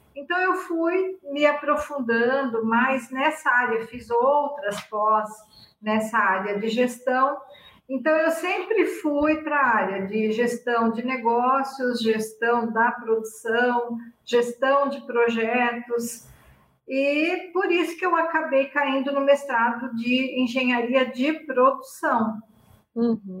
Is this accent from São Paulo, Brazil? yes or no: yes; Iacanga, São Paulo, Brazil; moved away as an adult; also born or lived in Curitiba / Bauru; Iacanga, que é a cidade onde eu nasci